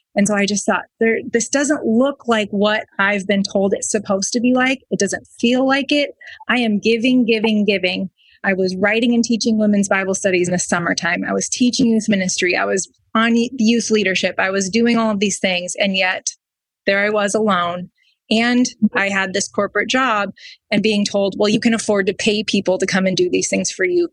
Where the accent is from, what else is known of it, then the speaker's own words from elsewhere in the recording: Wisconsin, United States; we lived in Wisconsin